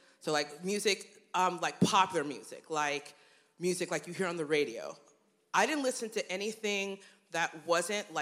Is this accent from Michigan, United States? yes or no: no; Cincinnati, Ohio, United States; now in Columbus, United States; I grew up in Cincinnati